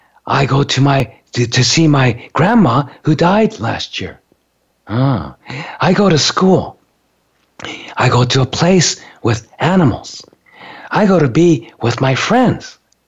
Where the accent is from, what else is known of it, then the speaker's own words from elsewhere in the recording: Japan; You know, I grew up in Japan, but I was raised in an American school on a military base.